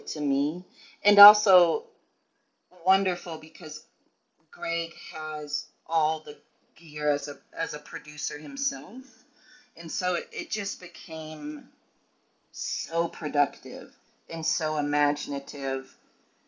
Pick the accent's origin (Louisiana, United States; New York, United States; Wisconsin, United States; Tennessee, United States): Tennessee, United States; moved away as an adult; now in Minneapolis, United States; I grew up in Tennessee, and now I've lived here for 15 years.